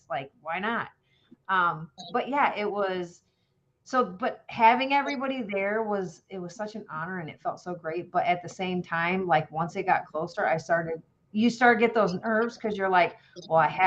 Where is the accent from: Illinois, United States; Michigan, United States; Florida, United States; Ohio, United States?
Illinois, United States; Somonauk; also born or lived in Fairview, Illinois; Okay, so I was born and raised in Fairview, Illinois. I mean, that's where I was born. I wasn't raised there, I should say.